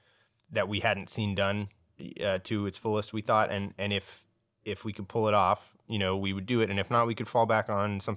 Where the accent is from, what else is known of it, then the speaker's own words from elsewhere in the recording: San Jose, California, United States; now in New York, United States; We're all from San Jose.